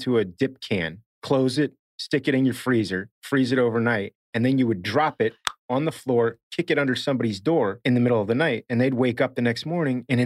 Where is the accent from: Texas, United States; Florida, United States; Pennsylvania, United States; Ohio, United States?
Florida, United States; Miami; I grew up in Miami in the height of like Miami Vice